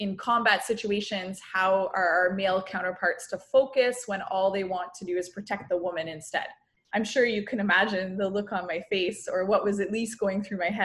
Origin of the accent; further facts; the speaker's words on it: Guelph, Ontario, Canada; I grew up in Guelph, Ontario.